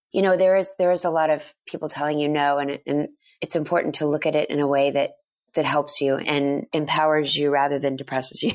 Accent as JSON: {"language": "English", "town": "Dallas", "region": "Texas", "country": "United States", "tie": "born or raised there", "moved": "yes", "said": "I grew up in Dallas, Texas, mostly went to an all-girls school"}